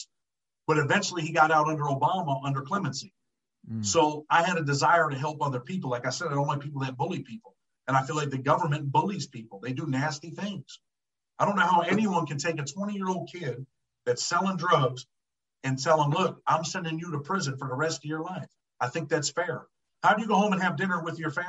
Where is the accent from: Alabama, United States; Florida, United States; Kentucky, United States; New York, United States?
New York, United States; Rochester; I'm from Western New York. I'm from Rochester, New York. Mm-hmm. I grew up poor.